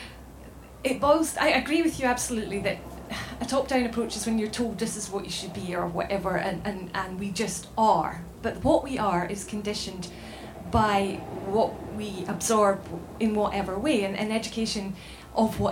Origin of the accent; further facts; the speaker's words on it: Scotland, United Kingdom; I'm from Scotland